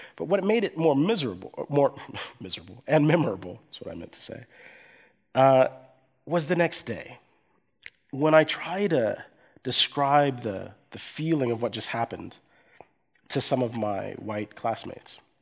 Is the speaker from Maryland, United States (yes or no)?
no; coastal Georgia, United States; also born or lived in Erlangen, Germany; my father was in the U.S. military, and then we moved to coastal Georgia in the United States